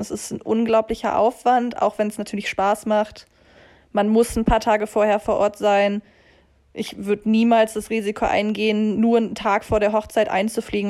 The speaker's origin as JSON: {"language": "German", "town": "Düsseldorf", "region": "North Rhine-Westphalia", "country": "Germany", "moved": "as an adult", "lives_now": "Zurich, Switzerland", "said": "Ich komme ursprünglich aus Düsseldorf im schönen Nordrhein-Westfalen in Deutschland und wohne seit mit Unterbrechung nunmehr fünf Jahren, fünfeinhalb Jahren in der Schweiz"}